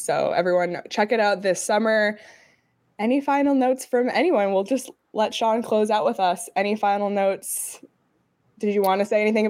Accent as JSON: {"language": "English", "country": "Canada", "said": "I was the first overall pick in the entire PHNX draft because I'm Canadian and love hockey."}